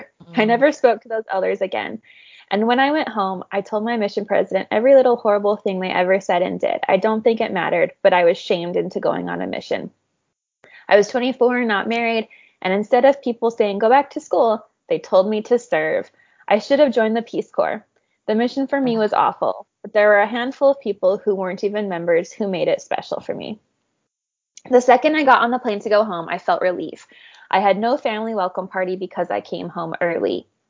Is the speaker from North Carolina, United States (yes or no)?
yes; North Carolina, United States; I'm from North Carolina, so I know how scary that can be